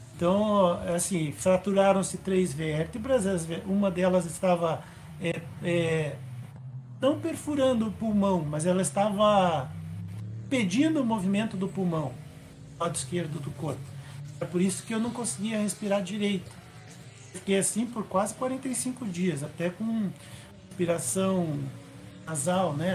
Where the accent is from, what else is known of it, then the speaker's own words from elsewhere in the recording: Curitiba, Paraná, Brazil; eu sou de Curitiba, tenho 55 anos